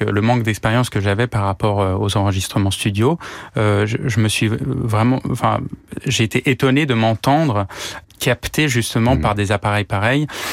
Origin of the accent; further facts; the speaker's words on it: Paris, Île-de-France, France; je suis né à Paris euh, de parents flûtistes